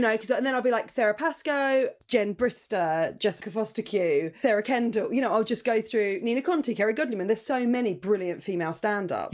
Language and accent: English; Portsmouth, South East England, United Kingdom; I was born in Portsmouth